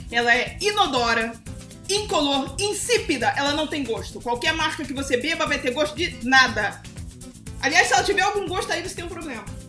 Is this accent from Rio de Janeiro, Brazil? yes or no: yes; Petrópolis, Rio de Janeiro, Brazil; moved away; eu sou de Petrópolis, não moro lá, mas eu sou de lá. A minha família mora lá